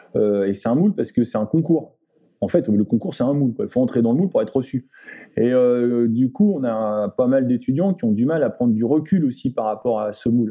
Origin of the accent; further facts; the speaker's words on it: France; nous en tant que Français ou nous en tant qu'Européens